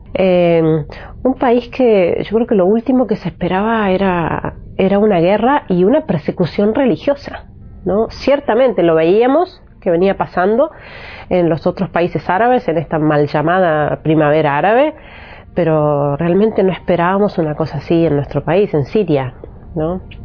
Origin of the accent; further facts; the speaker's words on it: Argentina; moved away as an adult; also born or lived in Bethlehem / Egypt / Aleppo, Syria; soy argentina